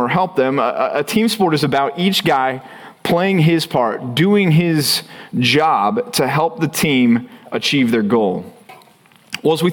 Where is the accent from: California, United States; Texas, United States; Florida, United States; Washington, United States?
Texas, United States; growing up in Texas